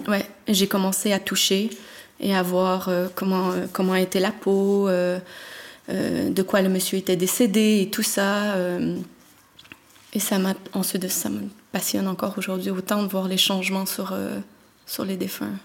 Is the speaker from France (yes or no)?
no; Montreal, Quebec, Canada; now in Belgium; j'ai trente-trois ans, je viens de Montréal et je suis thanatopractrice